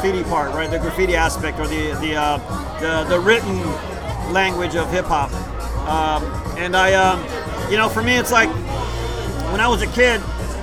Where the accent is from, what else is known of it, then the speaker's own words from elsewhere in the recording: Houston, Texas, United States; first language Spanish; English is a second language; I was born here in the East End, downtown, east of downtown Houston.